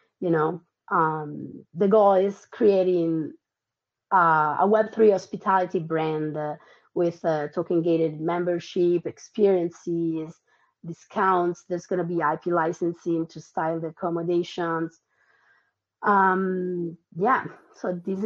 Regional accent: Tuscany, Italy; moved away as an adult; also born or lived in Argentina / Milan, Italy; now in United States; I was born in Argentina. I moved to Italy when I was 3. I grew up in Tuscany. Then I went to college in Milan.

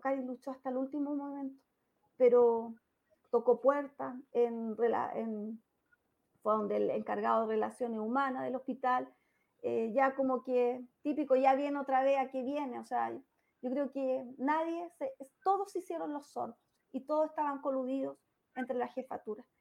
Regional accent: Chillán, Ñuble, Chile; en mi ciudad natal

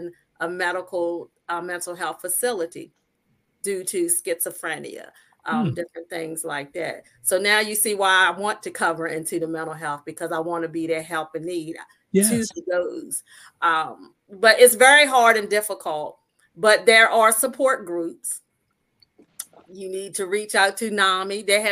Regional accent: Talbot County, Maryland, United States; I am the Eastern Shore of Maryland. I'm in a small town that's Fellowsburg, Maryland, but I grew up in Talbot County, Maryland.

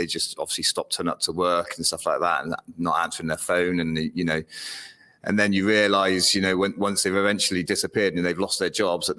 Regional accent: Weston-super-Mare, South West England, United Kingdom; I'm from Weston-super-Mare.

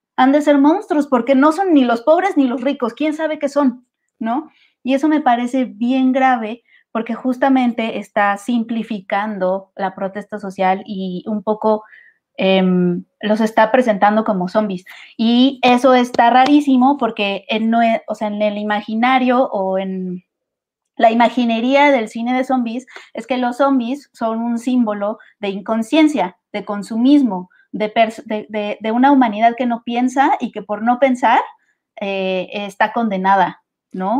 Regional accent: Mexico; como mexicanos

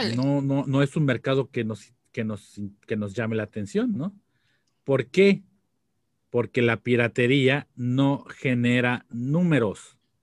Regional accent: Mexico; estábamos creciendo nosotros, en México

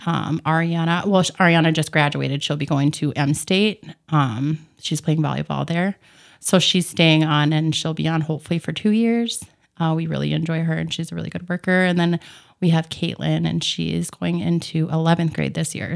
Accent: Bemidji, Minnesota, United States; moved away as an adult; also born or lived in Saranac Lake, New York; now in Fergus Falls, United States; I grew up in Bemidji, Minnesota.

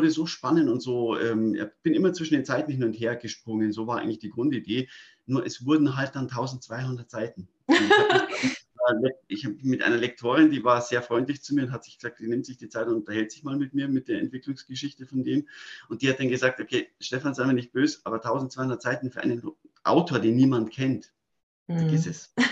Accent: Munich, Bavaria, Germany; Ich bin ein echtes Münchner Kindel, also ich bin in München geboren und aufgewachsen.

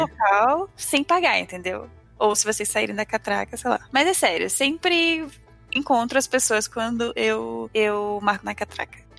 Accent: Amapá, Brazil; now in São Paulo, Brazil; Eu sou do Amapá, né? E no Amapá não tem metrô, trem, só ônibus. E quando eu vim pra São Paulo

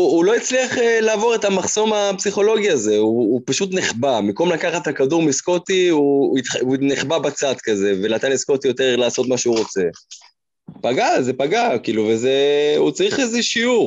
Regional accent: Israel; אנחנו ישראלים

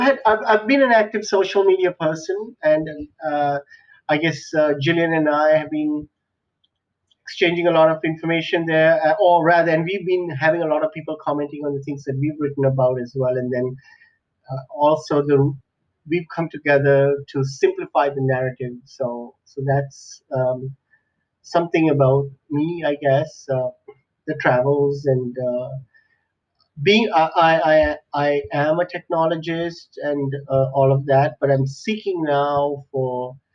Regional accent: Sri Lanka; also born or lived in Middle East; country called Sri Lanka, which is an island near India, and grew up there. I spent some amount of time growing up in the Middle East because that's where my parents worked.

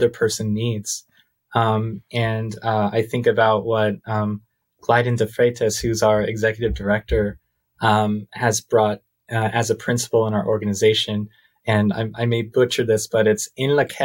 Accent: United States; as an American, as a white American male

